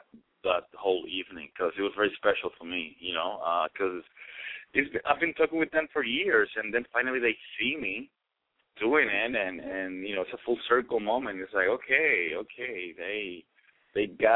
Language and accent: English; Puerto Rico; English is a second language; moved away as an adult; now in United States; I was born and raised in PR as well